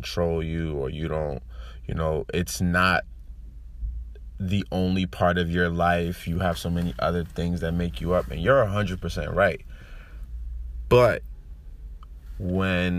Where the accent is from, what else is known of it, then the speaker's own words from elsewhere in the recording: United States; I'm Nigerian. You know, I grew up in America.